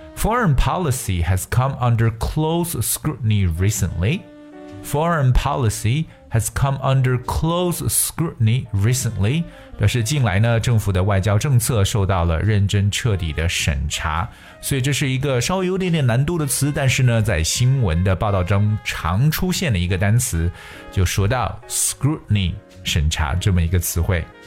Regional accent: China; 我们中国人

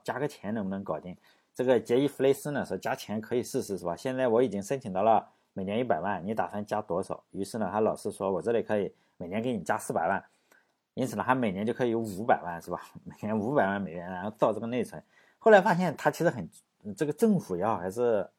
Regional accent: China; 我们中国人

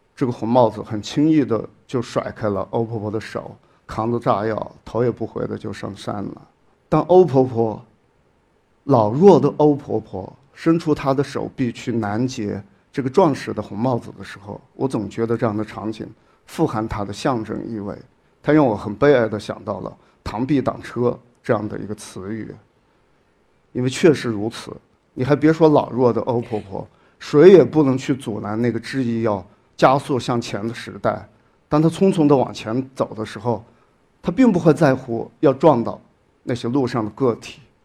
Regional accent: Shaoyang, Hunan, China; moved away as an adult; 我的老家邵阳市，是，是属于同样的一个行政市。我在我的老家生活了将近有二十多年

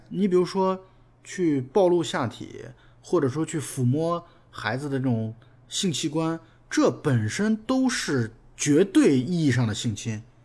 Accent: China; 我们中国人

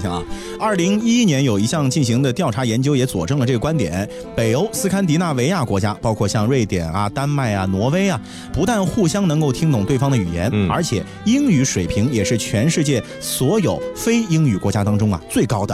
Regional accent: China; 咱们现在的中国人

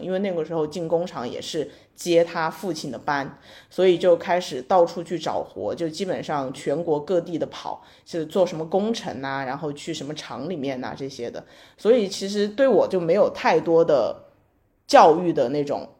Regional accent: Sichuan, China; moved away as an adult; also born or lived in Beijing; 我是来自四川的一个非常非常小的地方。就是我，我跟我的同学说我是四川哪个市的，他们都说没有听说过， 就是没有听说过这个市。然后是，我是在这个市的底下的一个县参加的高考

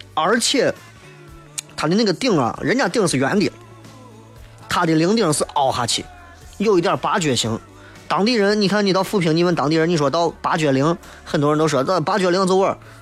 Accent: Xi'an, Shaanxi, China; accent: Xi'an dialect; 我出去干啥，我就说说西安话

